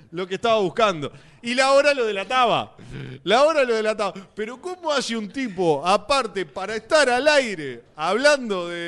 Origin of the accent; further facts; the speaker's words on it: Maldonado, Uruguay; Hola, muchachos … de Maldonado.